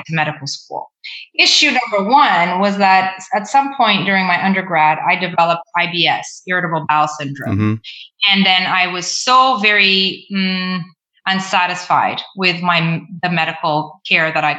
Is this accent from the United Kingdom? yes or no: no; Mozambique; also born or lived in Ontario, Canada; now in Canada; I moved back to my home country. I moved to Mozambique, and I was there for 10 years